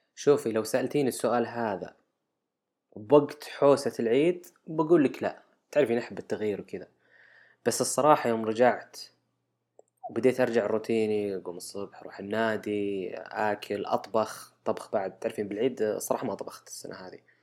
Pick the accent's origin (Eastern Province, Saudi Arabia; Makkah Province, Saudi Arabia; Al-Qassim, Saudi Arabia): Al-Qassim, Saudi Arabia; عندنا بالقصيم